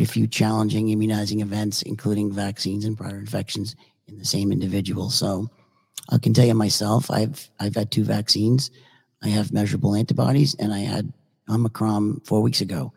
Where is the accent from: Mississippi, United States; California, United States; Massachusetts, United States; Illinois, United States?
Massachusetts, United States; Boston; now in Naples, United States; I grew up in Boston